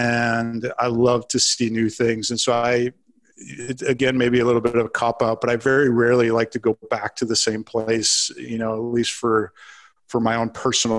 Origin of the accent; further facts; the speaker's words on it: Minnesota, United States; I actually live in North Carolina now, so I'll do props to. I am a Minnesotan forever in my heart, but I live in North Carolina